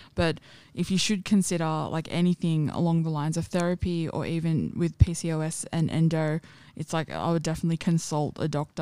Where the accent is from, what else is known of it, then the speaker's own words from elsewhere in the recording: Sydney, New South Wales, Australia; I grew up in Parramatta and Penrith